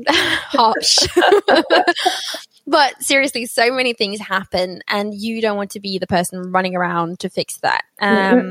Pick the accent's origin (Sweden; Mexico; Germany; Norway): Norway; Oslo; accent: British; I'm born and raised in Norway, but my mother's Brazilian and my father was from London